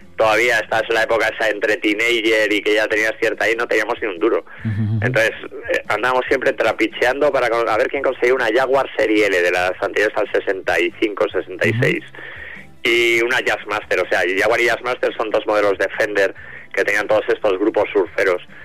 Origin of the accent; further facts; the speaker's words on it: Spain; siendo español